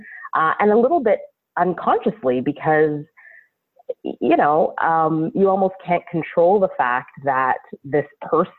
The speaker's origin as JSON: {"language": "English", "town": "Ottawa", "region": "Ontario", "country": "Canada", "tie": "born or raised there", "first_language": "English", "said": "I grew up in Ottawa, Ontario, Canada, which is the capital city of my fantastic country."}